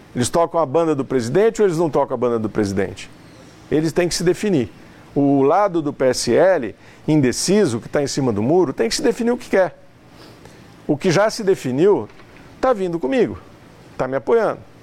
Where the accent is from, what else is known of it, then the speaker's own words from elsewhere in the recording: São José do Rio Preto, São Paulo, Brazil; Nós somos caipiras